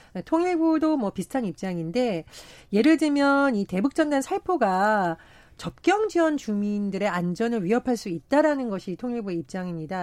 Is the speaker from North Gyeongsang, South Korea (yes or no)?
no; Gangwon, South Korea; 제가 강원도 출신이다 보니